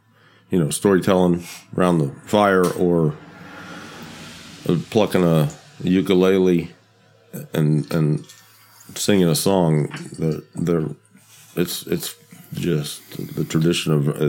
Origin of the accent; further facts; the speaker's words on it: Huntington, West Virginia, United States; from Huntington, West Virginia, which is also my hometown and my parents' hometown and a lot of my family's hometown.